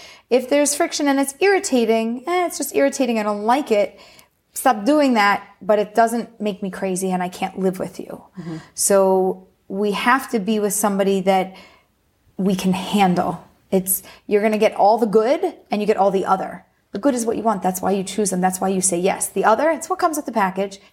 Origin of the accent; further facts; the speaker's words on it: Philadelphia, Pennsylvania, United States; moved away as an adult; now in Pardes Hanna, Israel; I was born and raised in Philly.